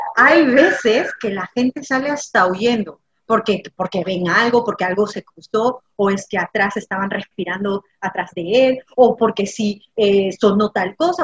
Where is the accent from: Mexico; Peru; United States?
Peru; en mi país